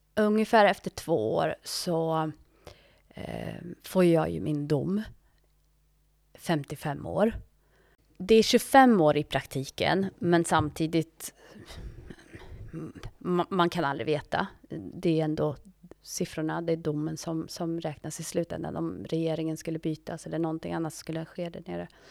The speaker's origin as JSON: {"language": "Swedish", "country": "Sweden", "also_born_or_lived": "Ethiopia", "moved": "as an adult", "said": "jag är ju svensk"}